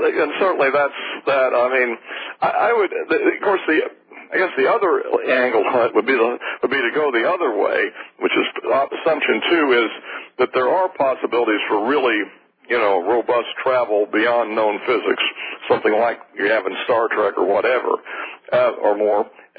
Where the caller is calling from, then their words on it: Fort Worth, Texas, United States; Fort Worth.